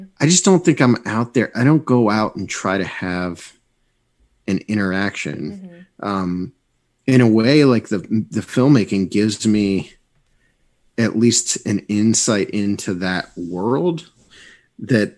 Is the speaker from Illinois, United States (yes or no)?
no; Bolivar, Ohio, United States; also born or lived in Mineral City, Ohio; growing up in Bolivar, Ohio.